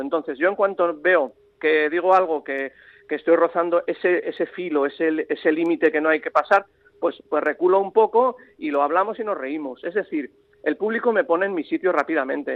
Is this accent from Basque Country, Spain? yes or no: yes; San Sebastián, Basque Country, Spain; yo soy donostiarra, pero amo Bilbao, Navarra, mi abuela de Navarra, mi padre riojano